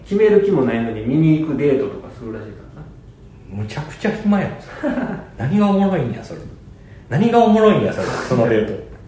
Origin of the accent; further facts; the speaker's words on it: Kansai, Japan; 俺関西人